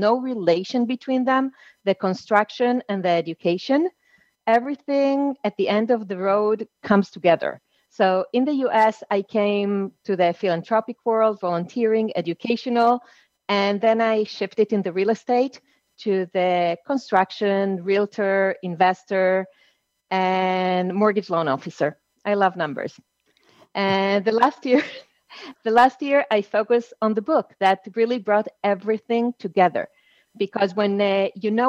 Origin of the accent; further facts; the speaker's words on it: Israel; also born or lived in Argentina / Mexico; I was born in Argentina, but raised in Israel.